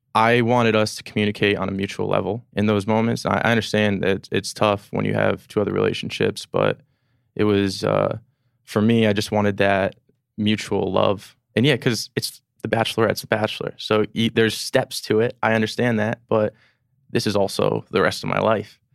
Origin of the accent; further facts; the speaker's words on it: Edison, New Jersey, United States; moved away as an adult; now in New York, United States; I'm from Edison, New Jersey, born and raised there